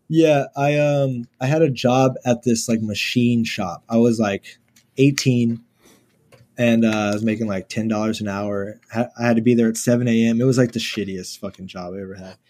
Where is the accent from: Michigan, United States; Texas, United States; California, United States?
Texas, United States; Houston; Born and raised in Houston